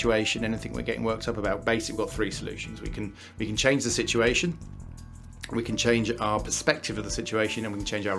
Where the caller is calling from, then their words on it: Wakefield, Yorkshire and the Humber, United Kingdom; Wakefield, not too far from Leeds